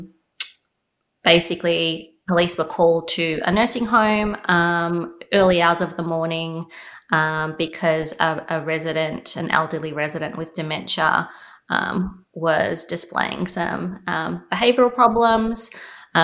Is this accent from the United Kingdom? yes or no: no; Australia; I was born in Australia, Jason. I have Greek heritage